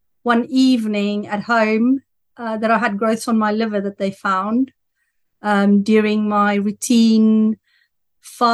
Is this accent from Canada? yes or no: no; South Africa; accent: South African; now in Andover, United Kingdom; But that's where I'm living, but my accent is from South Africa